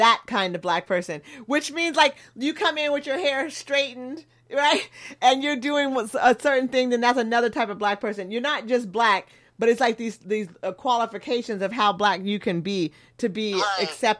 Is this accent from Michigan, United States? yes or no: no; Eugene, Oregon, United States; I grew up in Eugene, but then I traveled the world with my family. So my view is really multicultural.